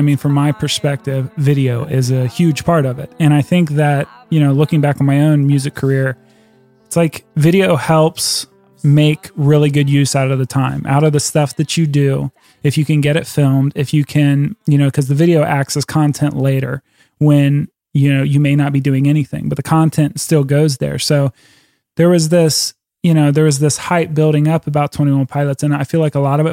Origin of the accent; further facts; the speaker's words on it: New Lebanon, Ohio, United States; now in Westerville, United States; I am from New Lebanon. We're both from the Dayton area. And then we migrated to Westerville, which is a suburb of Columbus, Ohio